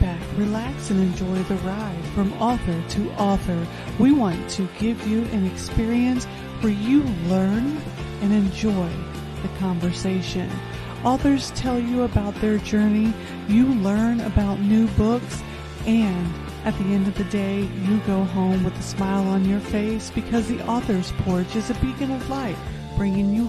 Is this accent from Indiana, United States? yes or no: yes; Indianapolis, Indiana, United States; I'm originally from Indianapolis, Indiana.